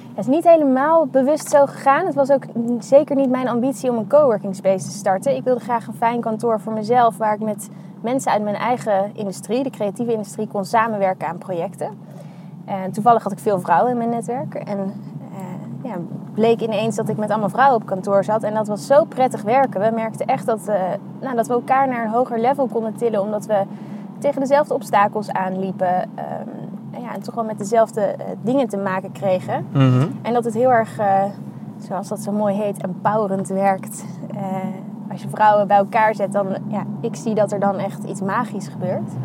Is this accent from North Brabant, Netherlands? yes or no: no; The Hague, South Holland, Netherlands; also born or lived in Utrecht; now in Amsterdam, Netherlands; ik ben geboren in Den Haag. Ehm, en ik ben opgegroeid in de buurt daar ook wel